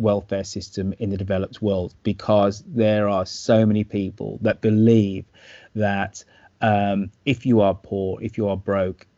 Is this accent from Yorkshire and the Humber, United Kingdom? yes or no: no; Birmingham, West Midlands, United Kingdom; accent: Brummie; moved away as an adult; also born or lived in San Francisco Bay Area, California; my hometown of Birmingham